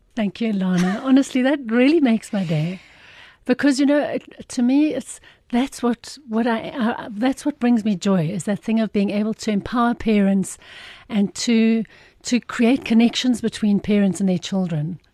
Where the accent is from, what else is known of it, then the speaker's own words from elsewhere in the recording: Irene, Gauteng, South Africa; I was born, I, I'm from Irene, which is just between Pretoria and Joburg